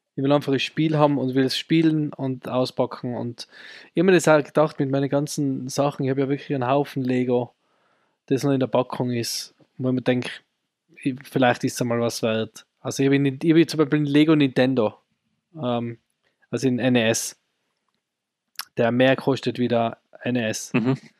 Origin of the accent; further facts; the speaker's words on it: Austria; bei uns in Österreich am ORF